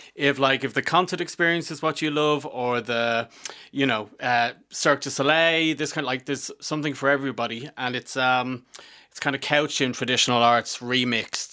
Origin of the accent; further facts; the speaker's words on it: Dublin, Leinster, Ireland; I'm from Fingless